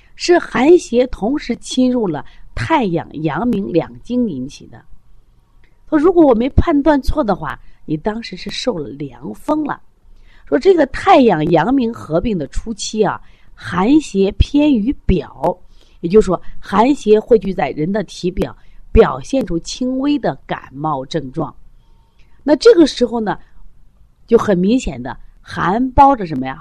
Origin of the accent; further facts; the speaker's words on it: China; 我们作为中国人